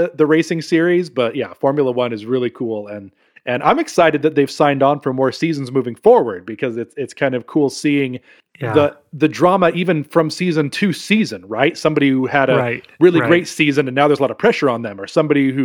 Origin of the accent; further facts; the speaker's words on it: Utah, United States; I'm from Utah. We all grew up in Utah.